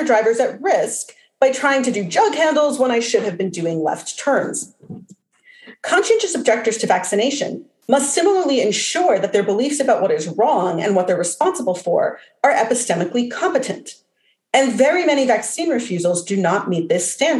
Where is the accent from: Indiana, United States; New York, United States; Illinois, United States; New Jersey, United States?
New Jersey, United States; moved away; also born or lived in Los Angeles; I grew up in New Jersey